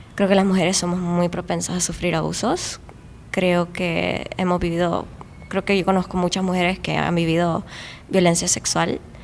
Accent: Tegucigalpa, Francisco Morazán, Honduras; yo soy de Tegucigalpa

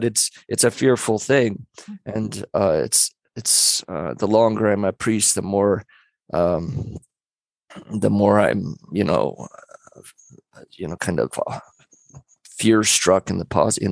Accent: Central Coast, California, United States; I'm from Central Coast, California

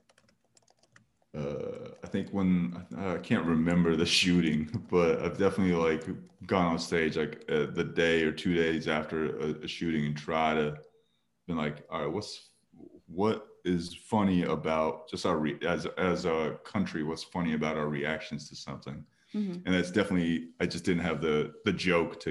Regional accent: New Jersey, United States; I grew up in Jersey, and so I was surrounded by Indian people

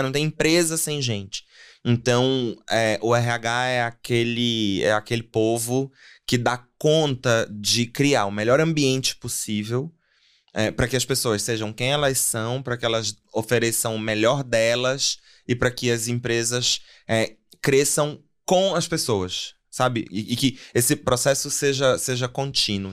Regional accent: Pará, Brazil; moved away as an adult; also born or lived in São Paulo; now in Mongaguá, Brazil; eu sou paraense de nascimento, vim parar nessa selva de pedra 11 anos atrás

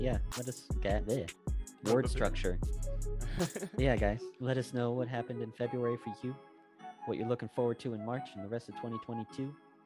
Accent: United States; all my life as an American

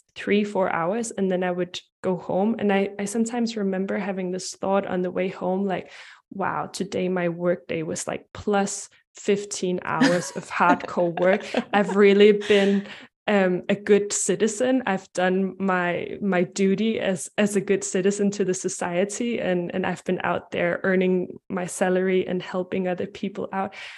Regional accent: Denmark; I'm from Denmark and Europe

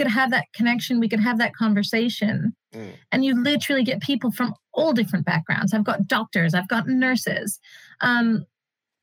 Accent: United States; now in United Kingdom; we're immigrant kids, right? Like both of our parents kind of came to, I'm an American

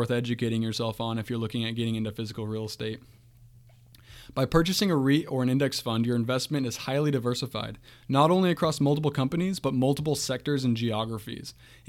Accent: Washington, United States; Where I grew up in Eastern Washington State, grew up through the housing crisis

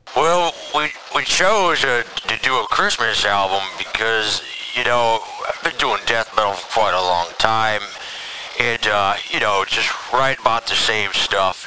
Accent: Buffalo, New York, United States; moved away; I'm from Buffalo

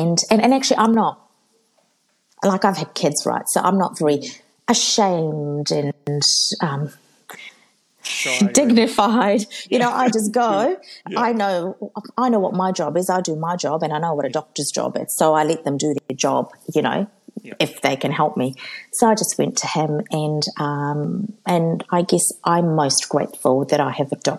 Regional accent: Fiji; because I'm from Fiji.

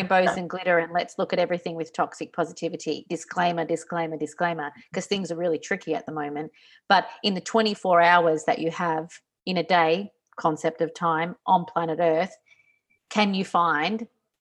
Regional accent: Australia; moved away; as an Australian outside of Australia

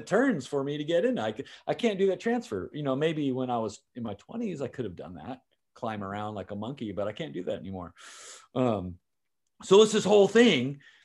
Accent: San Diego, California, United States; I've lived in California my entire life, born and raised in San Diego

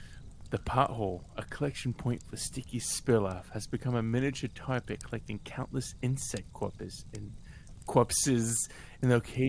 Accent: California, United States; I'm not British. I am born and raised in California, you son of a bitch.

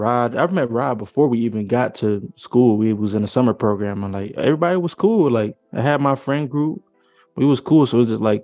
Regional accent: Alabama, United States; accent: Southern; moved away as an adult; now in Michigan, United States; That's what I was coming straight from Alabama

